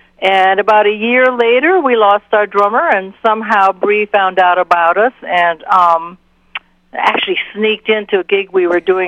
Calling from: Goshen, Massachusetts, United States; Goshen, Massachusetts, where I live at on the IMA property, where we do our rock and roll girls camps

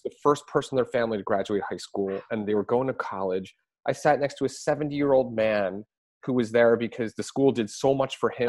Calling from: Philadelphia, Pennsylvania, United States; I'm calling in from Philadelphia

